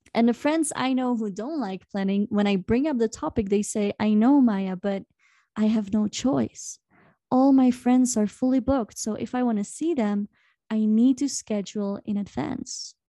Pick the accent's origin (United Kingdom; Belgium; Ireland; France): Belgium; now in Peru; I'm from Belgium